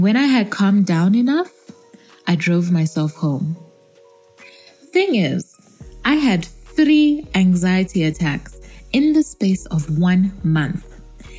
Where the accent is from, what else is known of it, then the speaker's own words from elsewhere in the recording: Zambia; also born or lived in Kabwe and Lusaka, Zambia; Yes, I am African. I come from Zambia, and I'm currently based between Kabwe and Lusaka, which is basically central Zambia